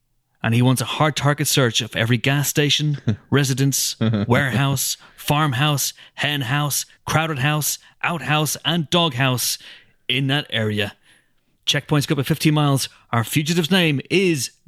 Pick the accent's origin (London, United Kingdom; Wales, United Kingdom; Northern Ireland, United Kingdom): Northern Ireland, United Kingdom; being British and being from Northern Ireland